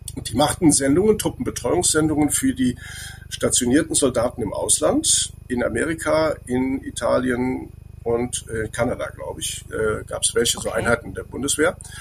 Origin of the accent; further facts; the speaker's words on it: Andernach, Rhineland-Palatinate, Germany; ich komme aus Andernach, da gibt es den Kranenberg